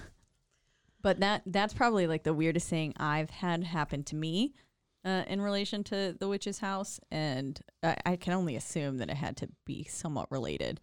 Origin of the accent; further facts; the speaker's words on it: Glendale Springs, North Carolina, United States; now in Waco, United States; in my hometown of Glendale Springs, North Carolina, like where I was born